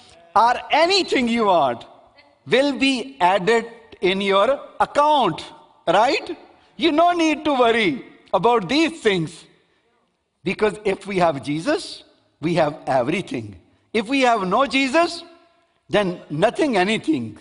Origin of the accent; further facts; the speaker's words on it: Pakistan; I am Pakistani guy